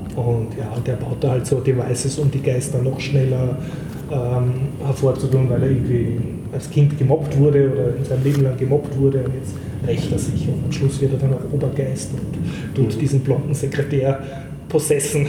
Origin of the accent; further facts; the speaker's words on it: Austria; man fühlt sich als Österreicher